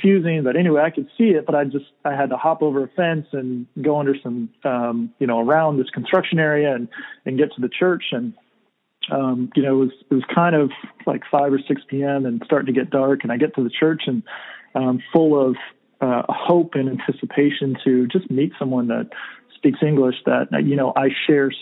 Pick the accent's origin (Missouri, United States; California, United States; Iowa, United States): California, United States; moved away as an adult; I'm from California